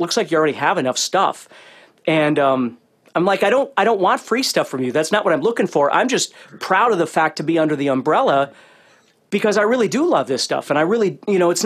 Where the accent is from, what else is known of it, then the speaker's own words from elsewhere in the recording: Fargo, North Dakota, United States; I grew up in North Dakota and it's in Fargo